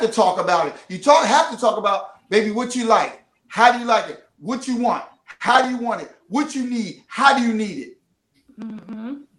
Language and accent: English; Philadelphia, Pennsylvania, United States; I'm from the city of brotherly love and sisterly affection